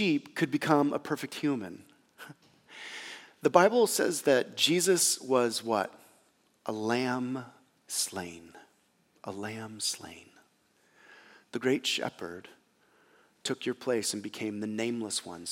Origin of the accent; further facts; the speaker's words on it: United States; as American Christians, and again, I'm one of them